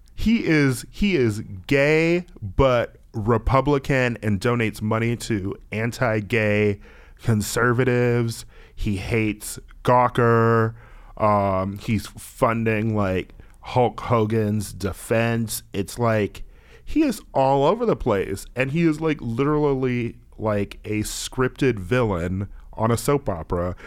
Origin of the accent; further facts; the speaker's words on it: Milwaukee, Wisconsin, United States; now in Los Angeles, United States; I'm also from Milwaukee. My default is being surrounded by white people.